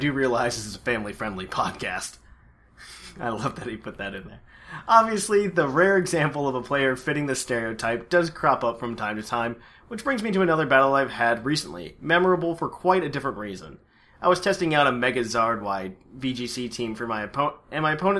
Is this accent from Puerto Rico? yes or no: no; Poland; I'm Polish as well